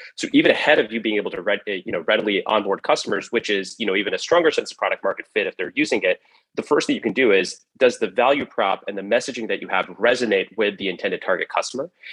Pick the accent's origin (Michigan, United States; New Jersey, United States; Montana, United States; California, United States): California, United States; San Jose; also born or lived in Cupertino, California; I grew up in uh, the Bay Area, uh, specifically right around San Jose, California, and uh, Cupertino, California